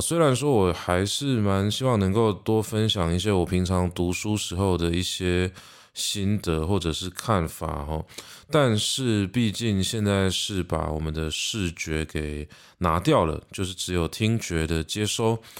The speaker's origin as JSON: {"language": "Chinese", "country": "Taiwan", "said": "台湾是一个四面环海的一座岛，所以我想海洋也讨喜着我们的家乡"}